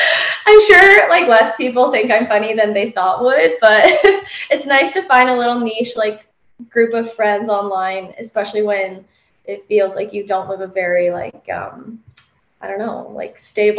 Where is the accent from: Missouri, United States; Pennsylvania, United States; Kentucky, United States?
Pennsylvania, United States; moved away as an adult; I'm from Pennsylvania.